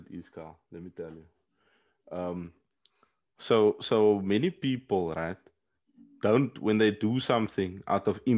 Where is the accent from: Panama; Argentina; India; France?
France; Paris, Île-de-France; oh, bro, when I grew up in the Parisian